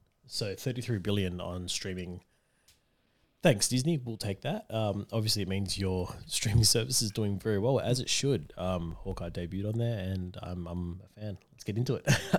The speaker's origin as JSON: {"language": "English", "country": "Australia", "said": "We're Australian."}